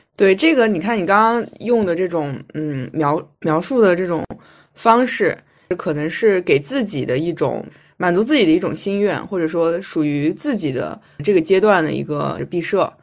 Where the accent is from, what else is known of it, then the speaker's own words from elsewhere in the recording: Shanxi, China; 我是山西人